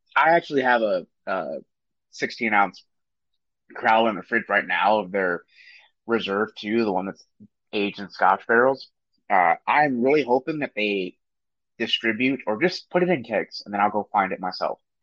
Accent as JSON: {"language": "English", "region": "Maryland", "country": "United States", "said": "I'm from Maryland"}